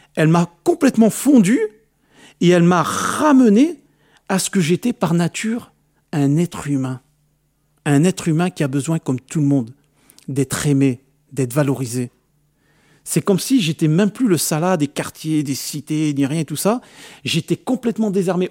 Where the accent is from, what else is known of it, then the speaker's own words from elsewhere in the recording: France; je suis né en France, je vais dans mon pays d'origine